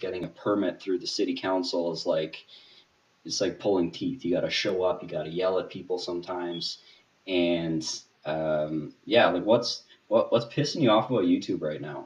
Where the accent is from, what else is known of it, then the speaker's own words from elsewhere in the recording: Manitoba, Canada; I'm from Manitoba, Canada